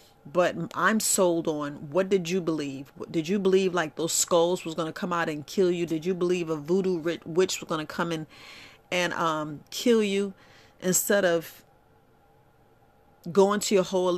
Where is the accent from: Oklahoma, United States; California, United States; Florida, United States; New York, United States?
New York, United States; Bronx; like I was raised in the Bronx, New York, so you don't really hear anybody tell me, oh, I got a garden